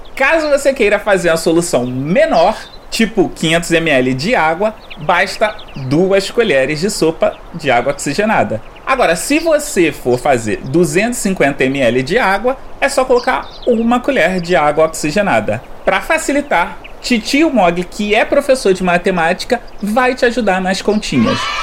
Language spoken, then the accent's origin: Portuguese; Rio de Janeiro, Brazil; eu sou carioca